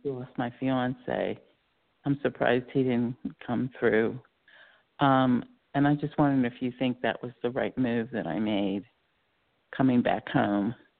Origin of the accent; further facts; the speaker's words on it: Pennsylvania, United States; moved away as an adult; also born or lived in South Carolina; I moved up from South Carolina to back to Pennsylvania to my home state